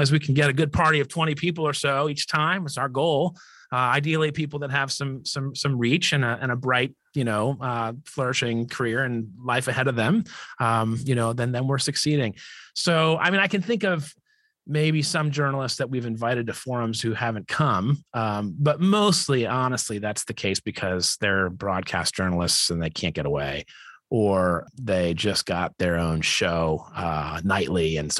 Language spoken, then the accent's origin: English; New Orleans, Louisiana, United States; because I'm religious, because I'm Catholic. I'm from New Orleans.